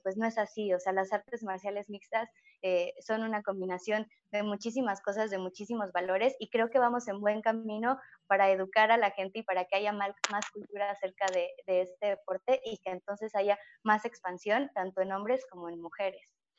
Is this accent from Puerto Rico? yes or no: no; Mexico; no tuve la oportunidad para que hubiera una liga femenil en mi país, en México